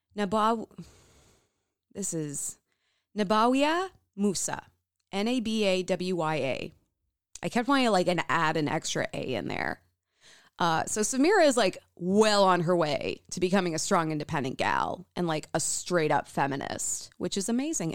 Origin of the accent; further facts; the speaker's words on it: United States; growing up in the United States